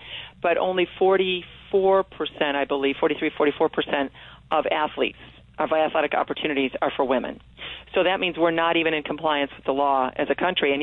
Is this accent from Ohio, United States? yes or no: yes; Toledo, Ohio, United States; girls growing up in Toledo in the 60s and 70s